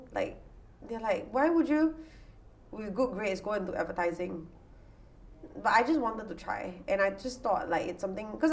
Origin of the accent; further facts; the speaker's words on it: Singapore; growing up in the Singapore school system